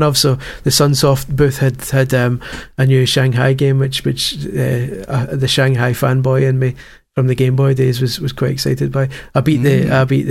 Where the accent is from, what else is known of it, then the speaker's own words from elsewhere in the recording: Scotland, United Kingdom; as a Scot